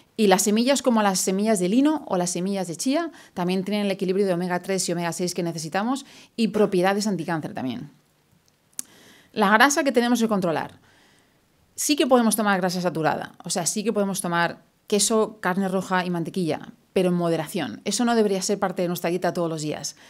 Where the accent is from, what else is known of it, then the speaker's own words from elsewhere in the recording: Madrid, Community of Madrid, Spain; moved away as an adult; also born or lived in London / New York; now in Houston, United States; yo soy de Madrid, yo crecí toda mi vida en Madrid hasta el 99 que me fui a vivir a Londres.